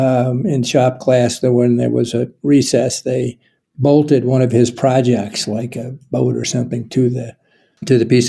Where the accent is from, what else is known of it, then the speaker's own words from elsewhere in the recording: Lincoln, Nebraska, United States; I grew up in Lincoln